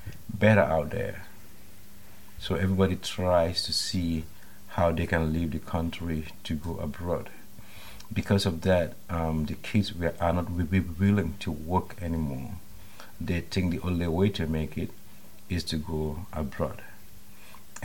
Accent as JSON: {"language": "English", "town": "Bansang", "region": "Central River", "country": "Gambia", "tie": "born or raised there", "also_born_or_lived": "United States", "moved": "as an adult", "said": "I was born in 1978 in Bansang. That's about 280 kilometers from the capital, Banjul. I was born to farmers"}